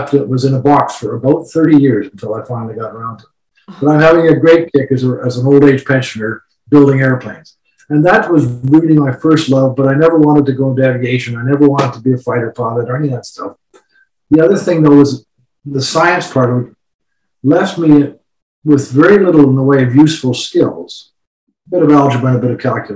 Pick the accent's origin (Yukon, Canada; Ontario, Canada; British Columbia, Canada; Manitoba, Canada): Manitoba, Canada; Winnipeg; I was born in Winnipeg in 1944